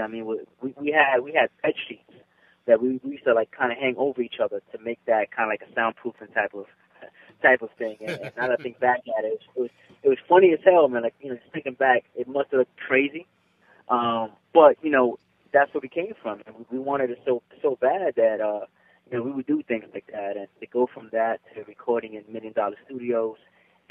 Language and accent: English; New York City, New York, United States; I'm actually from the Bronx, New York.